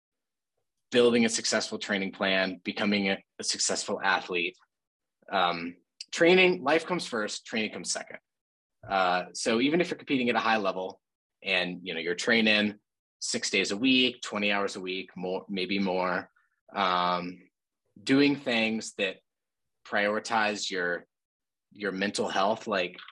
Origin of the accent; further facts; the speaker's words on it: Bozeman, Montana, United States; we grew up in Bozeman